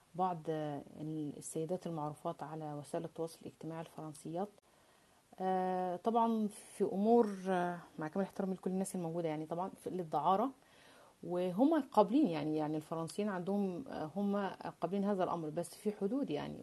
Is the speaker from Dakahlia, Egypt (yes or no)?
yes; Mansoura, Dakahlia, Egypt; now in France; أنا من ريف المصري يعني، أنا من المنصورة